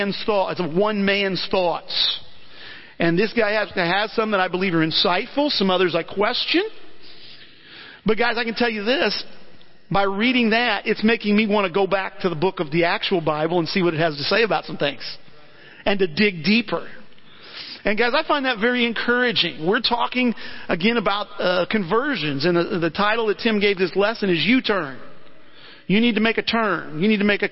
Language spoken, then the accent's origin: English; Alton, Illinois, United States; I grew up in the Christian church, went to a couple different ones in the Alton area